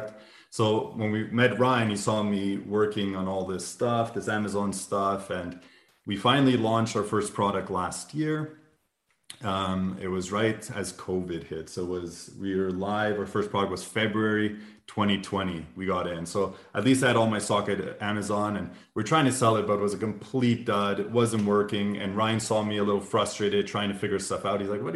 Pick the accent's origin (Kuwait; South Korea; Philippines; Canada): Canada; now in Munich, Germany; So we're both Canadian, but we're living in Germany, actually. We're living in Munich.